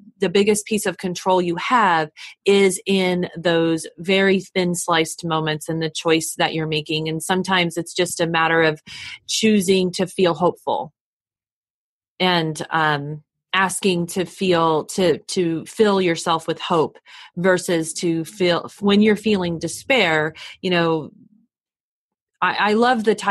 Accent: United States; I'm from the States, so I was in another country that was foreign to me

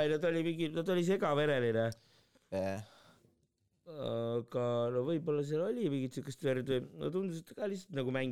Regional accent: Tallinn, Harju County, Estonia; ma väiksena elasin Lasnamäel

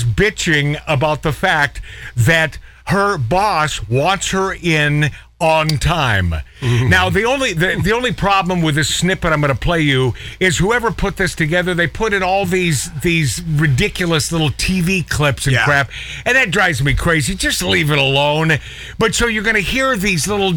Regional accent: Portland, Oregon, United States; Portland, Oregon, my hometown. That's where I was born.

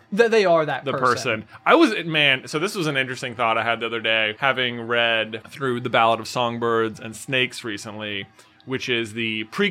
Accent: Appalachian Mountains, United States; we grew up in the Appalachian Mountains.

